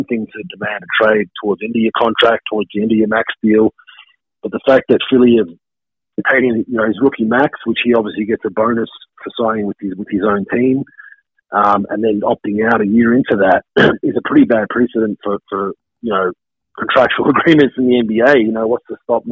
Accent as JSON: {"language": "English", "town": "Melbourne", "region": "Victoria", "country": "Australia", "tie": "born or raised there", "said": "My hometown of Melbourne, Australia"}